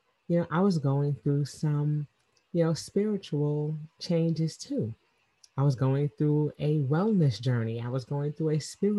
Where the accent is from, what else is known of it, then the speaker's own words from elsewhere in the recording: New York City, New York, United States; moved away as an adult; now in Atlanta, United States; I'm originally from Queens, New York, and I moved to Atlanta 25 years ago